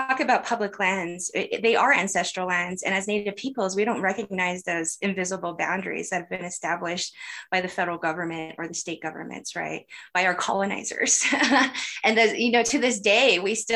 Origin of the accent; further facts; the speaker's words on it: Arizona, United States; moved away; also born or lived in Church Rock, New Mexico; I am born and raised on the Great Navajo Nation, and I'm originally from Arizona.